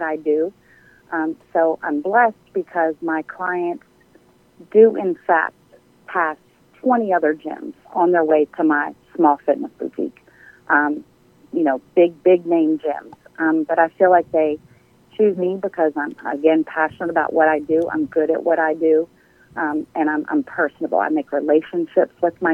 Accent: Maryland, United States; now in Douglasville, United States; I'm originally from Maryland. I moved here right at about 26 years ago.

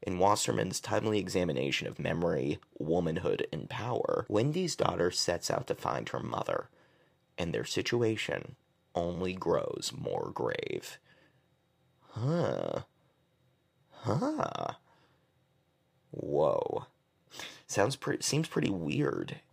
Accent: Massachusetts, United States; I'm from Massachusetts

